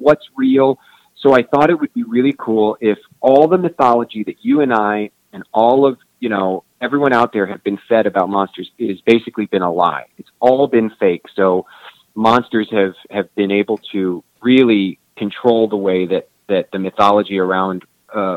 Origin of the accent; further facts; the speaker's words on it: Kansas City, Kansas, United States; I grew up on the Kansas side